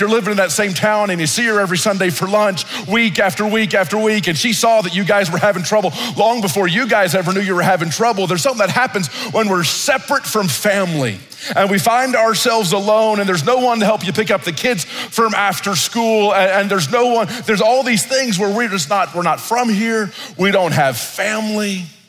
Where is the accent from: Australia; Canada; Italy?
Italy; When I was growing up in Italy, I grew up in isolation. I was the only black kid. I didn't speak the language.